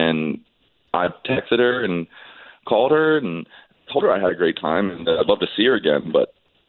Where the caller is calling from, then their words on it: Oviedo, Florida, United States; I'm calling from Oviedo.